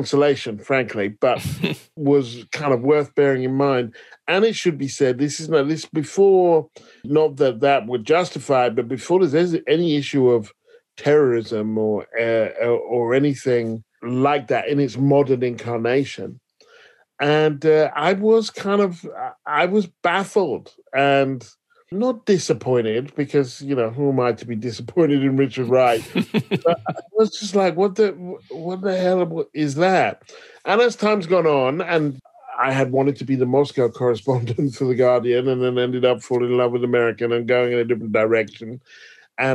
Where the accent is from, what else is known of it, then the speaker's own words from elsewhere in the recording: United Kingdom; I'm British